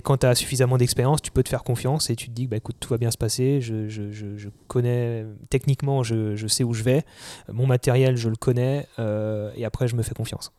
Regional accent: Alsace, Grand Est, France; moved away as an adult; also born or lived in Paris; je suis né en Alsace, j'ai toujours été en campagne et, j'y suis vraiment attaché

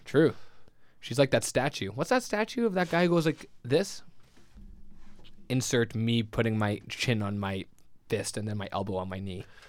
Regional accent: Winnipeg, Manitoba, Canada; I grew up in the west of the West End, so we l, grew up in the most western of ends.

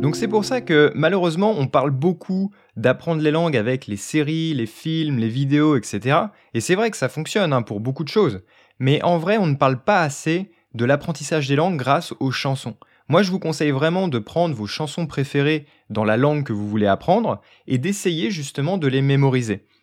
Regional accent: France; je suis français

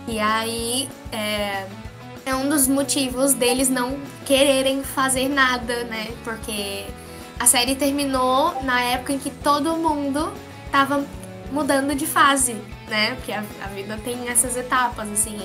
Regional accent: Brazil; E eu nem sou do Pacífico, eu sou brasileira

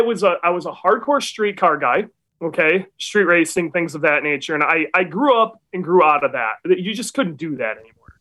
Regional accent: Muskegon, Michigan, United States; moved away; also born or lived in North Carolina; I grew up in Michigan. I'm from Michigan. I'm from the Muskegon area

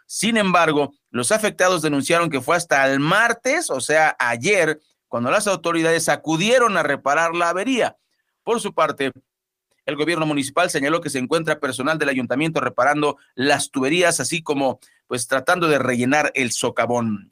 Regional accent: Mexico; todos somos mexicanos

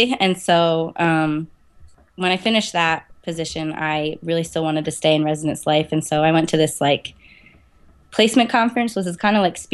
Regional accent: Eldersburg, Maryland, United States; moved away as an adult; also born or lived in New Jersey / Harrisburg, Pennsylvania; now in Williamsport, United States; I was born in New Jersey, and then I grew up in Maryland majority of my life. So it's a little town called Eldersburg.

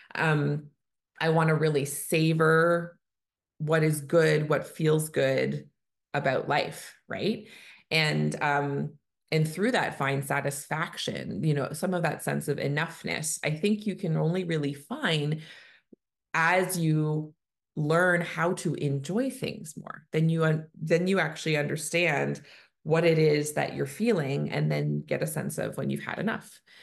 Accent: Canada; I'm a Canadian family physician

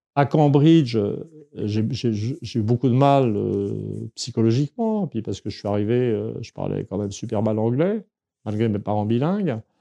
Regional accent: Saint-Germain-en-Laye, Île-de-France, France; Je suis né à Saint-Germain-en-Laye en 1951

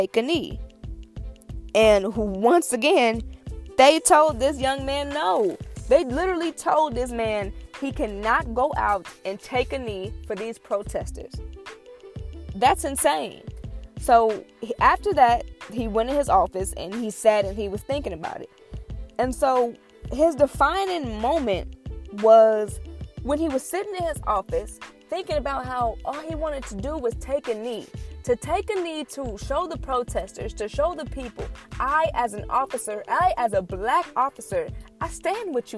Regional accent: Illinois, United States; also born or lived in Michigan; I'm from Illinois

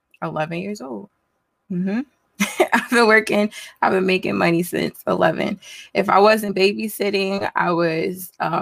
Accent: Newark, New Jersey, United States; So I grew up in Newark, New Jersey.

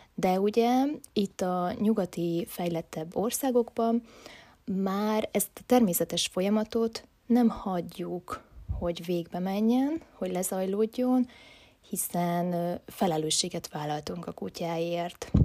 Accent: Hungary; also born or lived in Budapest; születtem én itt Magyarországon a rendszerváltást követően

